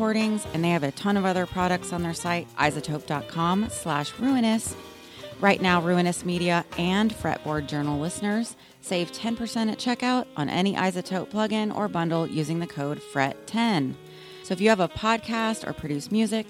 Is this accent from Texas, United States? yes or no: yes; Austin, Texas, United States; now in Seattle, United States; I live in Seattle. I'm originally from Austin, Texas